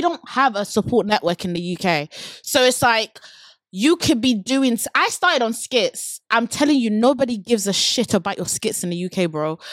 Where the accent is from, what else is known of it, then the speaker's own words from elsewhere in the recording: Abeokuta, Ogun State, Nigeria; now in London, United Kingdom; I was born in Nigeria. I'm a born and bred Nigerian girl